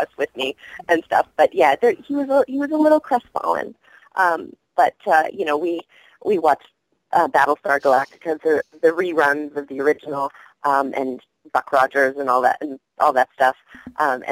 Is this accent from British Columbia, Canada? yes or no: yes; Vancouver, British Columbia, Canada; now in United States; growing up in Vancouver, Sanrio and Hello Kitty and the Little Twin Stars were huge when I was a little girl